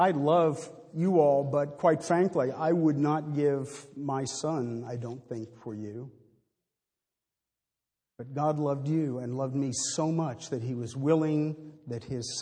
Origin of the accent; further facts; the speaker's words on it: Maine, United States; I was raised in Maine